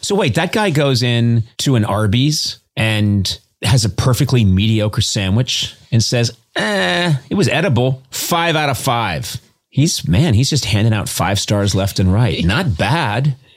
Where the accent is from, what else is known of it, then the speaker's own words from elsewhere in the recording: East Coast, United States; now in Los Angeles, United States; I grew up on the East Coast.